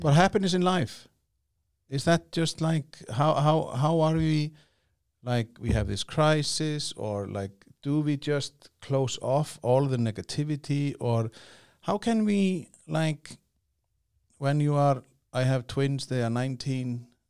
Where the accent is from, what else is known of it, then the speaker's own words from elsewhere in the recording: Iceland; I come from Iceland